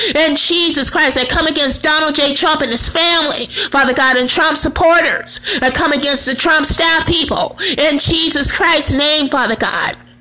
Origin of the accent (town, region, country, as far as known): United States